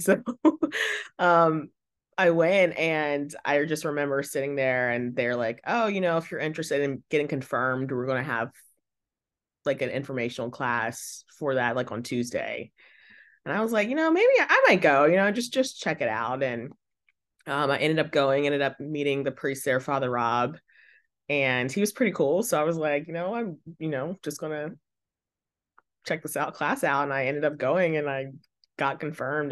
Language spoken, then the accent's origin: English; Northwestern Virginia, United States; I grew up in Northwestern Virginia